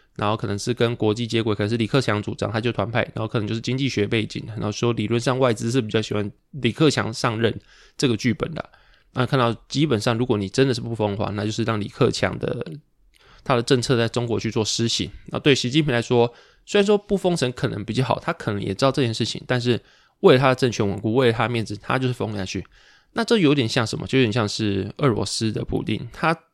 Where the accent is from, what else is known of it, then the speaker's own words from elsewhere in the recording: Pingtung, Pingtung County, Taiwan; 我可能是屏东长大，屏东出生，但是我完全不会讲台语